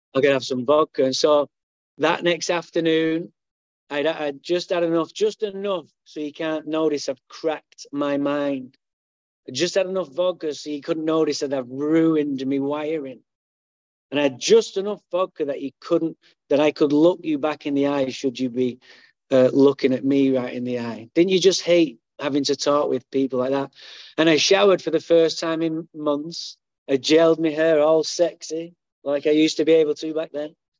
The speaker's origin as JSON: {"language": "English", "town": "Manchester", "region": "North West England", "country": "United Kingdom", "tie": "born or raised there", "moved": "yes", "lives_now": "Santa Barbara, United States", "said": "I was born in Manchester, England"}